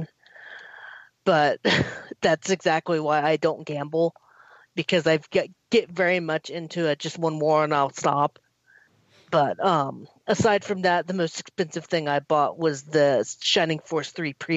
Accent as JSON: {"language": "English", "country": "United States", "said": "me being the American"}